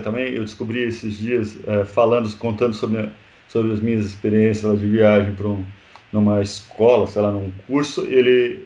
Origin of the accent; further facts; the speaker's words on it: Brazil; a gente que é brasileiro